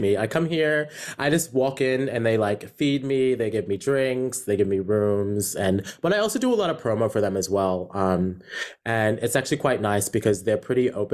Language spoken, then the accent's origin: English; New York, United States; moved away as an adult; also born or lived in South Carolina; now in Australia; I was born and raised in New York, and then I moved to South Carolina when I was about 14. Then back to New York when I was 17, and I've been living in Australia for 9 years.